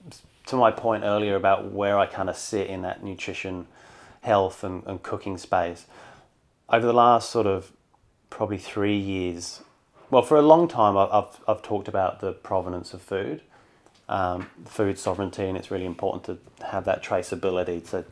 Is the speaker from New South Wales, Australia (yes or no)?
yes; Sydney, New South Wales, Australia; Well, I'm from Sydney, so I'm up here for work.